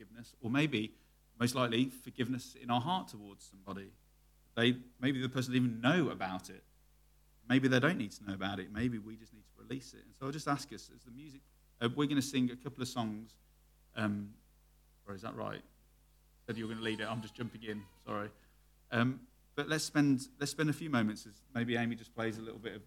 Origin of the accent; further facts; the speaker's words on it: United Kingdom; Me, being very British